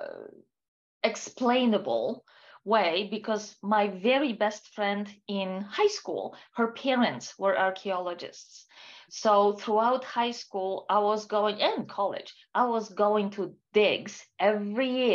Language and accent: English; Warsaw, Masovian Voivodeship, Poland; moved away as an adult; I was born and raised in Poland. Most of my life I spent in Warsaw, which is a capital city for Poland.